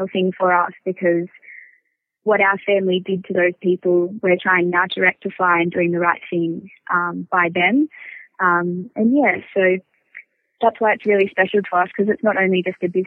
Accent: Gold Coast, Queensland, Australia; I'm from the Gold Coast and I'm 23 years old.

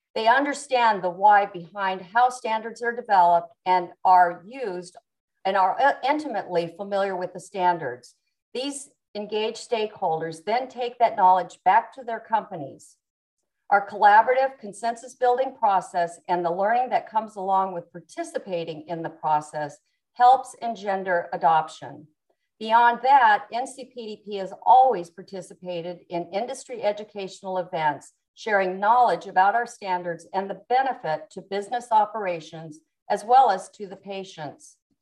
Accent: Yuma, Arizona, United States; also born or lived in Tucson, Arizona / Mexico; I was born in Yuma, Arizona. I was brought up um, in a family that were big cattle ranchers

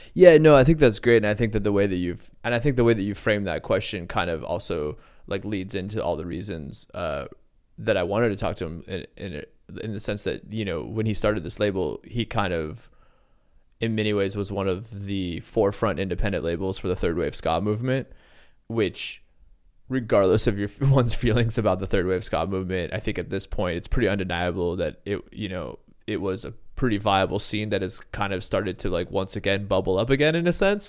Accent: Southern California, United States; moved away as an adult; also born or lived in Santa Maria, California / Santa Barbara, California; now in Atlanta, United States; I grew up in Southern California

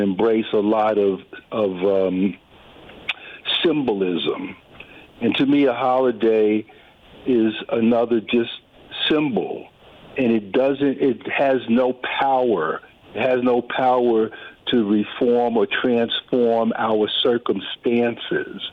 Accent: United States; I'm a black American, but I'm still rooted in cultural norms and traditions going back to the Caribbean

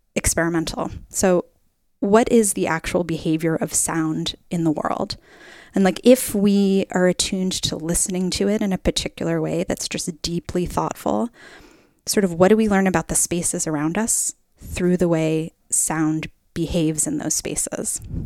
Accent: Middletown, Connecticut, United States; now in Oregon, United States; I grew up in Middletown, Connecticut

